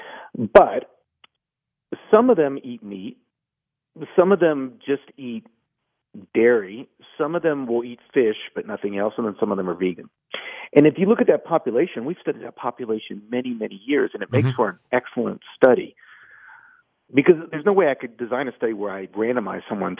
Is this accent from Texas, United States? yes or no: yes; Houston, Texas, United States; moved away as an adult; now in Asheville, United States; I grew up in Houston and loved my hospital there